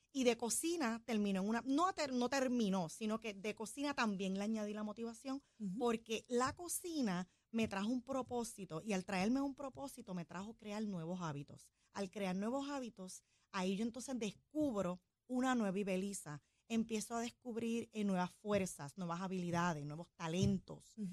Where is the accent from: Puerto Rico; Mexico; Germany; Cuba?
Puerto Rico; Corozal; moved away as an adult; now in Orlando, United States; soy de Corozal, Puerto Rico, llevo 20 años en Orlando, Florida.